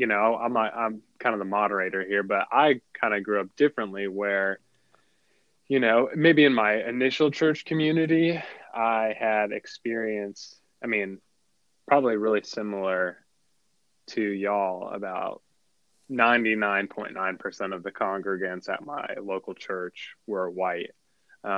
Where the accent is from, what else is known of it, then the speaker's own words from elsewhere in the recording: South Florida, United States; I grew up in South Florida.